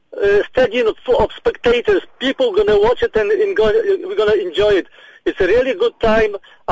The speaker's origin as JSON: {"language": "English", "town": "Cape Town", "region": "Western Cape", "country": "South Africa", "said": "I'm from Cape Town"}